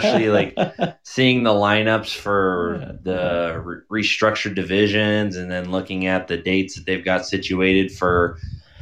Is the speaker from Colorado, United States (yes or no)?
no; Southern California, United States; moved away; I came from Southern California